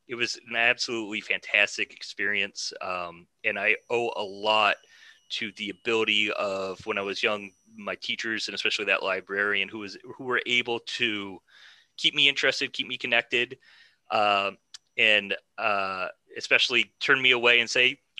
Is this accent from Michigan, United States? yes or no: yes; Ann Arbor, Michigan, United States; now in Northern Virginia, United States; I grew up in Michigan, in a town called Ann Arbor, which is about an hour west of Detroit